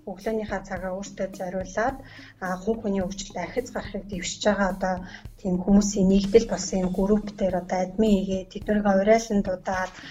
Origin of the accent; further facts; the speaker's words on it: Khovd, Mongolia; Ховд аймагт төрж өссөн.